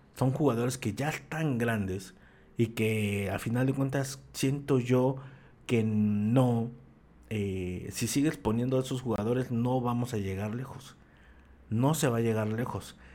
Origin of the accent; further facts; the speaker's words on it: Mexico; como mexicanos